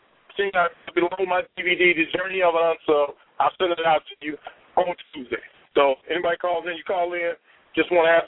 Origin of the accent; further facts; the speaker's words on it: Chicago, Illinois, United States; I'm a South Sider